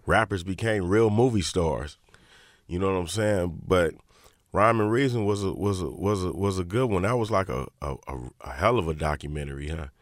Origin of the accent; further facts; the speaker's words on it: Inglewood, California, United States; I'm from Inglewood